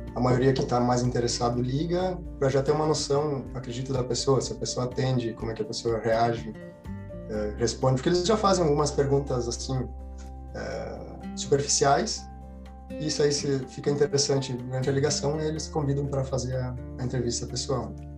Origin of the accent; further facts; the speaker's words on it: interior of Rio Grande do Sul, Brazil; moved away as an adult; eu venho do interior do Rio Grande do Sul